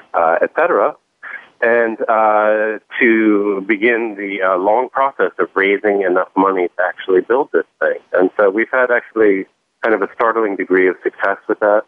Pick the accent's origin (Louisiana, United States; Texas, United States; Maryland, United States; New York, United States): New York, United States; New York City; when I was a kid growing up in New York